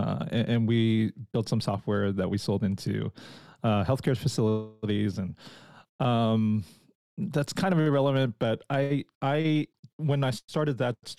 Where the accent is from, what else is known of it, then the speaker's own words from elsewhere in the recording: California, United States; I'm from California, actually, where there's just one season. It's just kind of summer year round. So I moved up here about 5 years ago